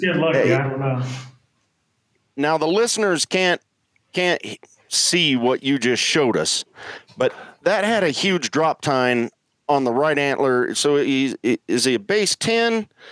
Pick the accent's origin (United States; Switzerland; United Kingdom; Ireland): United States; Colorado; moved away; also born or lived in Norfolk, Virginia; I was born, I was raised in Colorado, um, and grew up hunting mule deer primarily